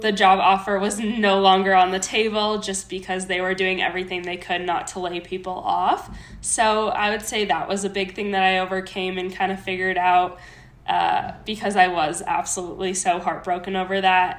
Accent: Minnesota, United States; moved away as an adult; now in Colorado, United States; I was born and raised in Minnesota.

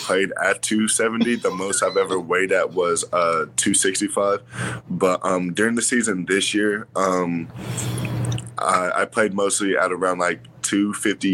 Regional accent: Yukon, Oklahoma, United States; I'm from Yukon, Oklahoma

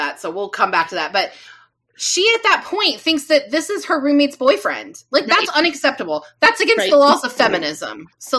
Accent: Midwest, United States; I'm from the Midwest, so we know our ranch dressings.

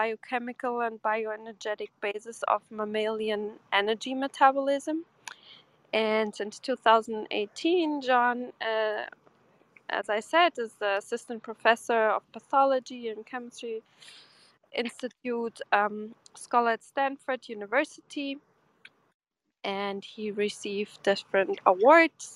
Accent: Porto, Portugal; that's my hometown. It's Porto

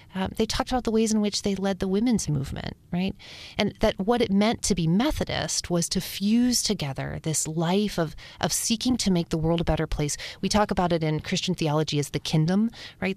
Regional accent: Upper Appalachia, United States; We grew up in Upper Appalachia, up south

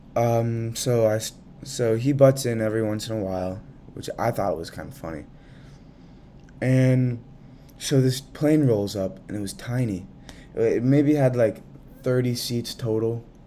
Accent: Central Massachusetts, United States; I'm from Central Mass

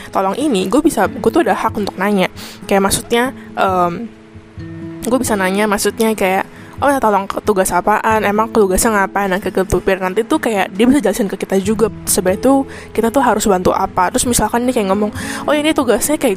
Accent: Indonesia; now in Taiwan; Ya gue orang Indo, cuman sekarang itu kuliahnya di Taiwan

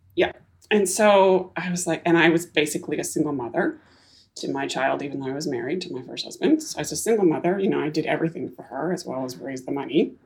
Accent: Canada; also born or lived in Silicon Valley, United States; now in Whidbey Island, United States; I was born in Canada, yeah. I've okay. been here now in the US for 26 years, mostly in Silicon Valley

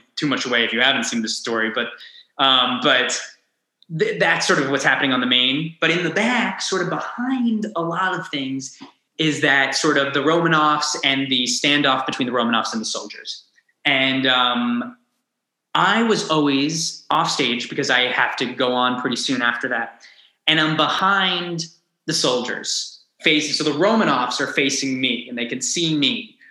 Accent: Long Island, New York, United States; growing up on Long Island, yes, I had the city at my fingertips

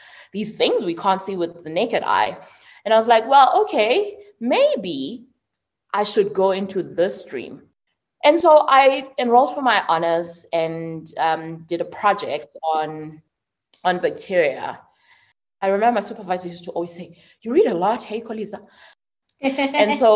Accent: Mthatha, Eastern Cape, South Africa; I was born in Mthatha.

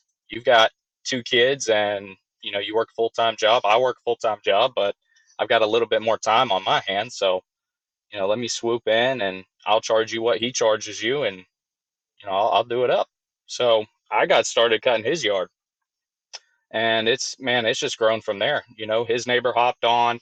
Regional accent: Georgia, United States; Born and raised in Georgia

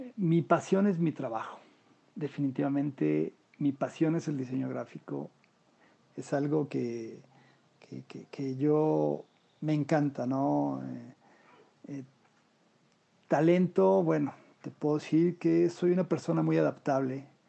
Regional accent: Mexico City, Mexico; nací yo en la Ciudad de México, donde actualmente vivo.

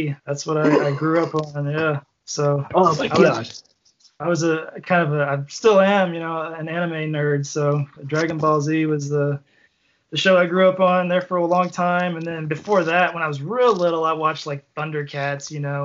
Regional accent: Kentucky, United States; we're from Kentucky

